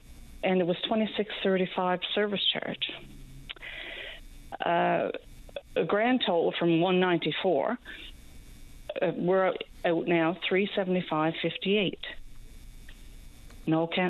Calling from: Newfoundland and Labrador, Canada; I'm calling from Central

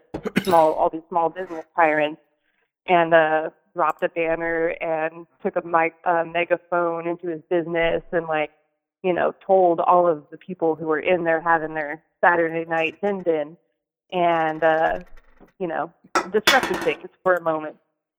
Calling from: Eugene, Oregon, United States; I'm calling in from Eugene, Oregon

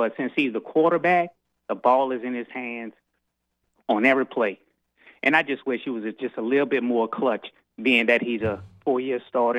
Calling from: Houston, Texas, United States; I'm calling from Houston, long time listener

